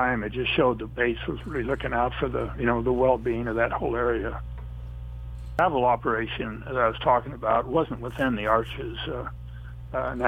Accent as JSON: {"language": "English", "town": "Moab", "region": "Utah", "country": "United States", "tie": "born or raised there", "said": "one of my best friends was a fellow named Gary Zaransky, and I were raised there in Moab together"}